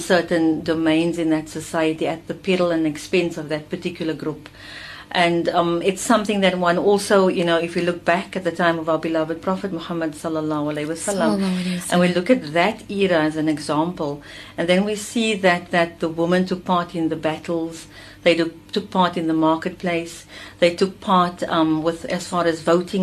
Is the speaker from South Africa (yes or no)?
yes; Uitenhage, Eastern Cape, South Africa; also born or lived in Durban; now in Cape Town, South Africa; moved back to Port Elizabeth, Uitenhage, which is the hometown of my father